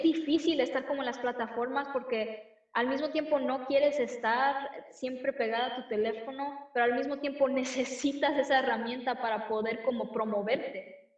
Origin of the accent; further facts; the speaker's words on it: United States; Spanish is a second language; mis papás son de México, yo soy de aquí de los Estados Unidos, pero obviamente tengo sangre mexicana.